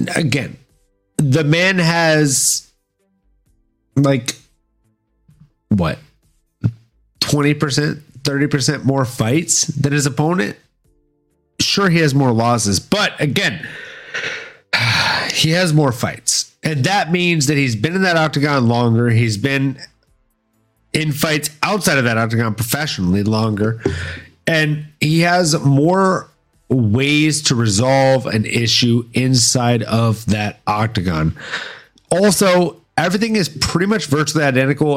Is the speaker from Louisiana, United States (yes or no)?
yes; Louisiana, United States; also born or lived in Florida; I was mostly raised in Louisiana